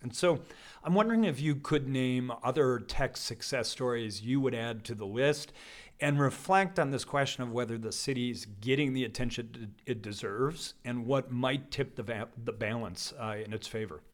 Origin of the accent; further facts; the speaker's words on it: Colorado, United States; I come from, I grew up in Colorado